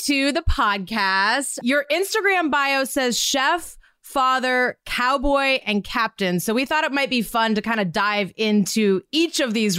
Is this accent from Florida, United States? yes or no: no; Montana, United States; I'm a Montana girl, also grew up on a cattle ranch.